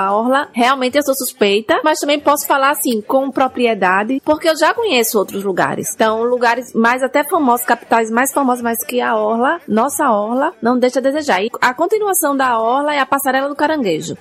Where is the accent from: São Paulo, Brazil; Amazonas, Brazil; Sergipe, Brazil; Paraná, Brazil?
Sergipe, Brazil; São Cristóvão; eu sou de São Cristóvão